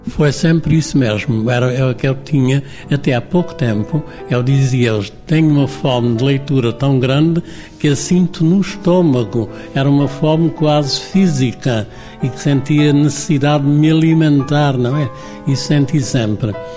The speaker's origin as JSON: {"language": "Portuguese", "town": "Monchique", "region": "Algarve", "country": "Portugal", "tie": "born or raised there", "moved": "as an adult", "lives_now": "Lisbon, Portugal", "said": "No liceu foi um colégio na minha terra e entrei mais tarde porque tinha que se fazer exame de admissão"}